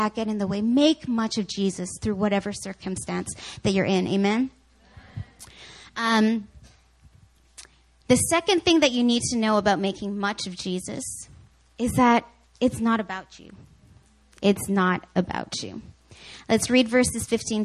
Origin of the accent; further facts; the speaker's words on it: Canada; I grew up watching hockey because my brother and because I'm Canadian.